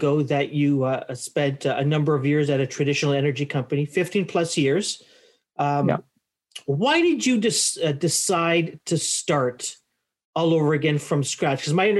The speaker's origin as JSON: {"language": "English", "country": "Canada", "said": "as a Canadian"}